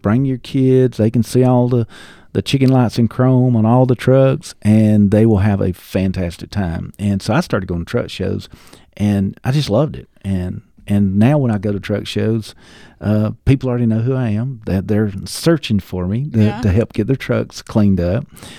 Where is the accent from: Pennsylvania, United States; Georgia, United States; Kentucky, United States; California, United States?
Georgia, United States; No, I was raised in Northeast Georgia, in Banks County, which is most people will never know where Banks County is